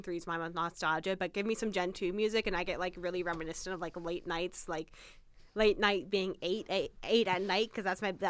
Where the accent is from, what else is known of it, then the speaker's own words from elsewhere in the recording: Bentonville, Arkansas, United States; moved away; See, down in good old Bentonville, Arkansas, where I grew up for a portion of time